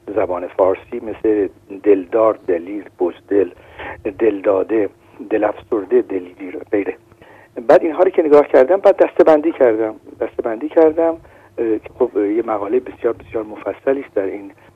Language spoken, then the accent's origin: Persian; Shiraz, Fars, Iran; now in France; شیرازی هستم